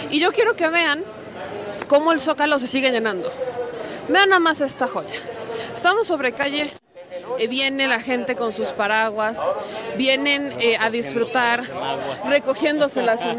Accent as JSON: {"language": "Spanish", "country": "Mexico", "said": "¿Qué como mexicanos, en este 15 de septiembre, ¿de qué nos deberíamos sentir orgullosos?"}